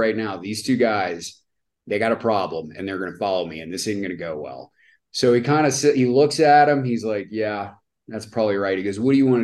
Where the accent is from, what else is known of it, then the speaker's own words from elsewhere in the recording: United States; I'm American